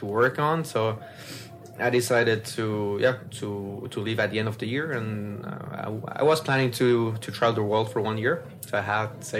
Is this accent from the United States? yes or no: no; Swiss German part of Switzerland, German-speaking Switzerland, Switzerland; first language French; English is a second language; my mother language is French, but I grew up in the German part, Swiss German part